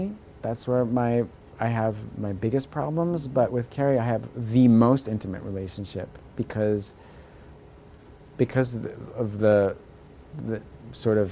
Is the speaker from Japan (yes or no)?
no; United States; I'm first-generation American